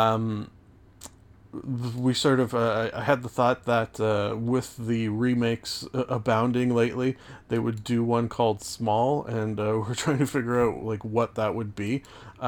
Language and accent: English; Canada; I am Canadian